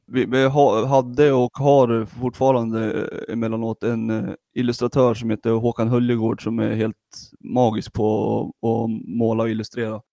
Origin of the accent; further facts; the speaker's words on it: Sundsvall, Västernorrland County, Sweden; also born or lived in Gävle; Jag är född i Gävle Gud förbjude, och flyttade till Sundsvall som eh, femåring